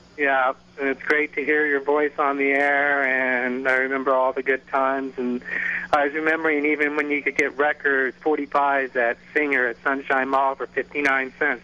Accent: Clearwater, Florida, United States; we grew up in Clearwater on Clearwater Beach years ago

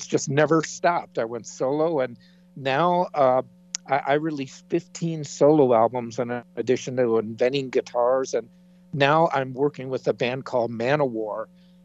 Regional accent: Chicago, Illinois, United States; moved away as an adult; I'm from the Chicago area.

